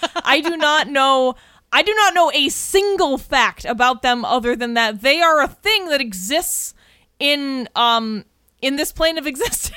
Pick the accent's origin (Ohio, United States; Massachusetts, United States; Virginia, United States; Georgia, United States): Massachusetts, United States; We are from Massachusetts